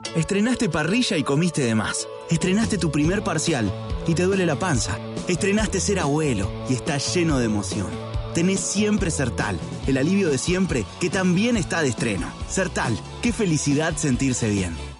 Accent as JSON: {"language": "Spanish", "town": "Mercedes", "country": "Argentina", "tie": "born or raised there", "said": "la ciudad de Mercedes, que es mi ciudad natal"}